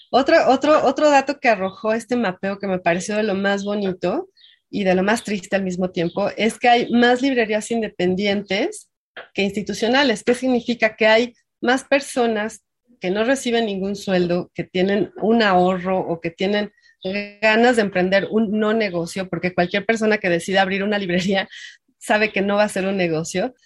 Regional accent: Mexico; somos muchísimos mexicanos

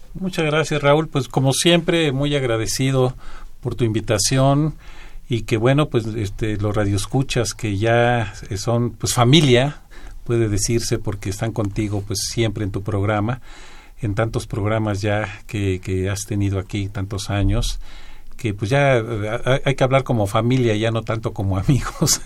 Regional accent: Mexico; como mexicanos que somos

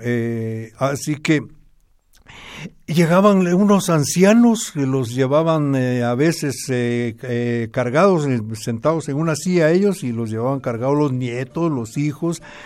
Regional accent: Momostenango, Totonicapán, Guatemala; mi pueblo

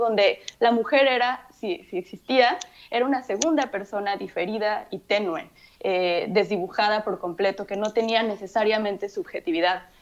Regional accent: Mexico; first language Spanish; yo crecí en México y mi, primer, mi lengua materna es el, es el español.

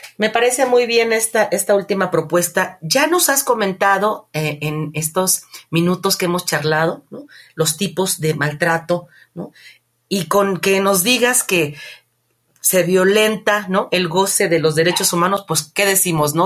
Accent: Mexico; nosotros como población mexicana

